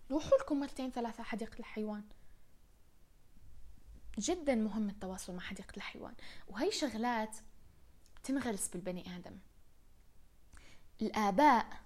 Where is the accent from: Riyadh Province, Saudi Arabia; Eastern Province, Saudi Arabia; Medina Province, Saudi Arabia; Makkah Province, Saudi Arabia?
Riyadh Province, Saudi Arabia; Riyadh; كان كثير ياخذنا على مدينة الملاهي نلعب فيها لما كنا صغار بالرياض الذكريات من الروح على مدينة الملاهي إلى الآن محفورة محفورة براسي